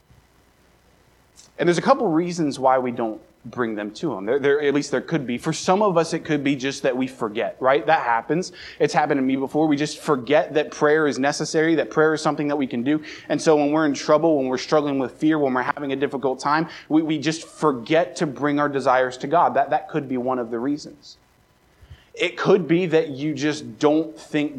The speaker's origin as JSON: {"language": "English", "town": "Baltimore", "region": "Maryland", "country": "United States", "tie": "born or raised there", "moved": "yes", "lives_now": "Brookings, United States", "said": "I grew up right around Baltimore"}